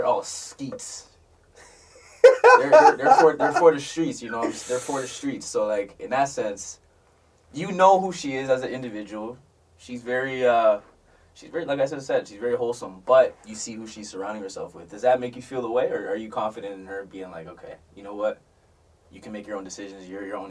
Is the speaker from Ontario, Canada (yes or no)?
yes; Toronto, Ontario, Canada; I used to say I'm from Toronto, I'll be honest, it's okay.